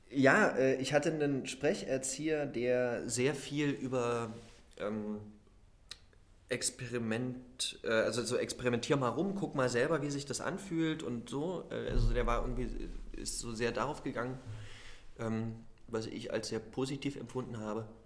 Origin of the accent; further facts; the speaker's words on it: Halle, Saxony-Anhalt, Germany; accent: Hallisch; äh, ich komme aus Halle an der Saale